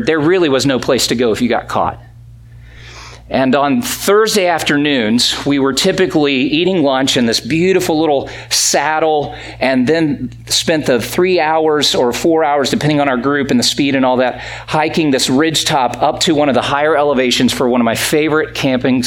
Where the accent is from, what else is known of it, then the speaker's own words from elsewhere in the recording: Greenville, South Carolina, United States; moved away; I grew up in South Carolina